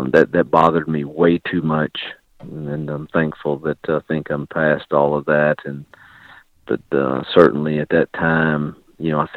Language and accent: English; Mississippi, United States; moved away as an adult; now in Lynchburg, United States; in my home state with people I love and care about